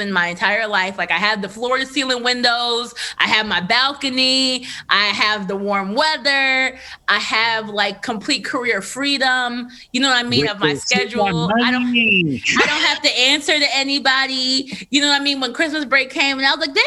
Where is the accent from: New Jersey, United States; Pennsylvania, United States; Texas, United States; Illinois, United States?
New Jersey, United States; Trenton; I'm from Trenton, which is right outside of Philadelphia